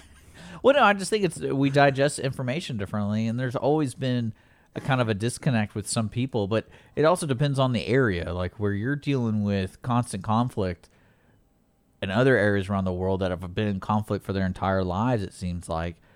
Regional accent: Houston, Texas, United States; growing up in Houston

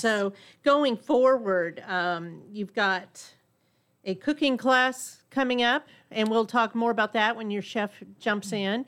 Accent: Burbank, California, United States; now in Conroe, United States; my hometown of, uh, Burbank, California

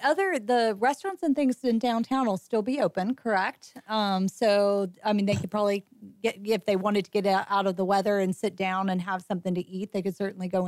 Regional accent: Cajun, Louisiana, United States; I am Cajun

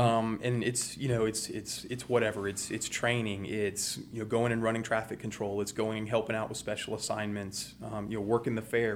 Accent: Houston, Texas, United States; also born or lived in Baton Rouge, Louisiana / Montgomery County, Texas; grew up in West Houston

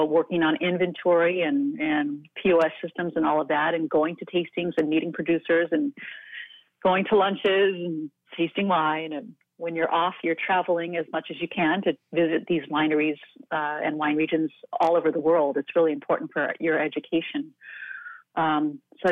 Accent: East Coast, United States; now in California, United States; I live in California. I was raised on the East Coast

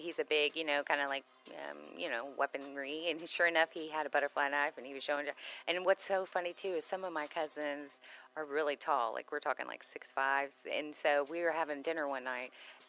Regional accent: Texas, United States; because we're from Texas

